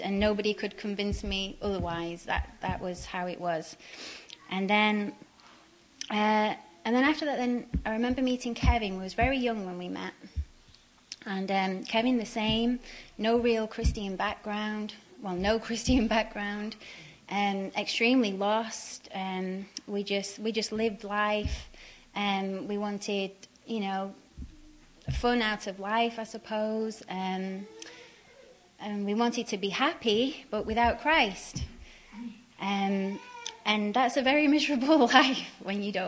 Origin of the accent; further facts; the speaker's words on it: Radcliffe, North West England, United Kingdom; moved away; also born or lived in Manchester; I come from England, and I was brought up in the northwest of England in a little town called Radcliffe.